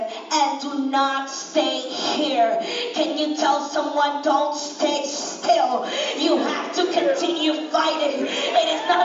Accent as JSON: {"language": "English", "country": "Netherlands", "tie": "born or raised there", "moved": "yes", "said": "I'm a Dutch citizen. I was brought up in Holland"}